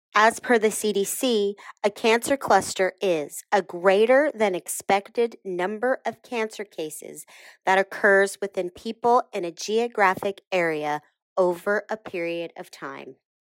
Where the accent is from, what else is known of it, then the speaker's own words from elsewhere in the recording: Texas, United States; moved away; my home state of Texas